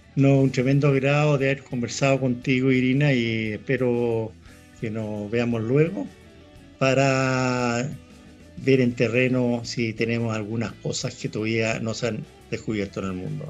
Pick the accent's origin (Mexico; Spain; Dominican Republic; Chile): Chile; Nosotros como chilenos